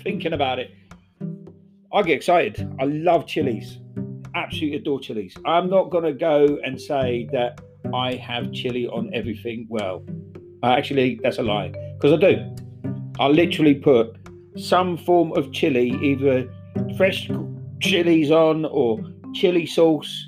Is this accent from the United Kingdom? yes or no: yes; England, United Kingdom; I was from down south.